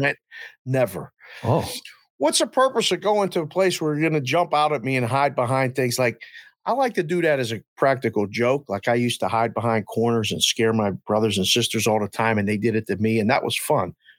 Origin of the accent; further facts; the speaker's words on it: near Pittsburgh, Pennsylvania, United States; We grew up in Green Street, Pennsylvania, right outside of Pittsburgh, literally right outside the city